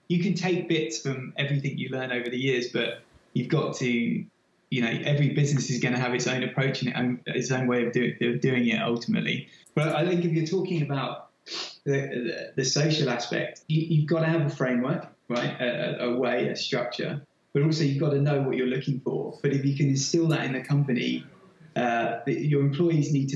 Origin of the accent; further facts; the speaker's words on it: London, United Kingdom; moved away as an adult; also born or lived in Sydney / New York; now in Boston, United States; I'm obviously from lived and worked in London all my life. I guess I'm honorary American now. I've been there 4 years